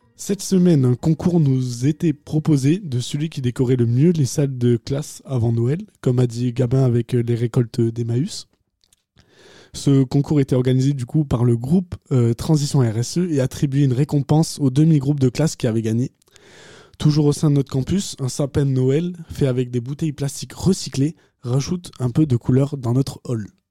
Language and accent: French; Agen, Nouvelle-Aquitaine, France; je viens de Agen